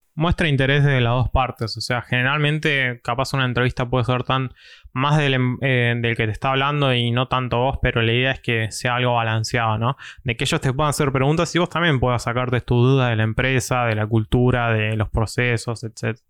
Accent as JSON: {"language": "Spanish", "town": "Mar del Plata", "region": "Buenos Aires Province", "country": "Argentina", "said": "soy de Mar de Plata"}